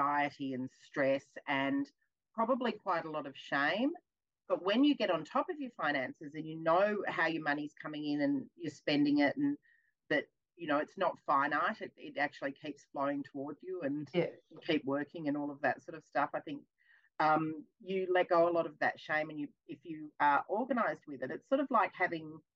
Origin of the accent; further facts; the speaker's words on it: Melbourne, Victoria, Australia; I'm from Melbourne